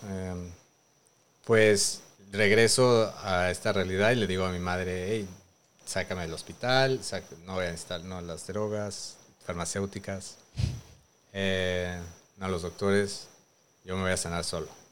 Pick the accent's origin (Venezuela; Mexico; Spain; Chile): Mexico; Mexico City; moved away as an adult; Yo nací en Coyoacán, Ciudad de México, en la Gran Tenochtitlán